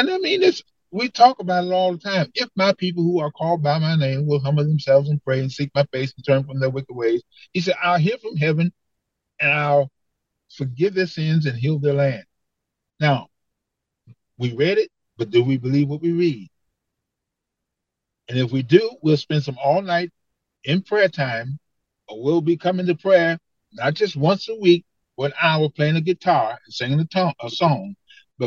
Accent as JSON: {"language": "English", "town": "Detroit", "region": "Michigan", "country": "United States", "tie": "born or raised there", "said": "I grew up in Detroit"}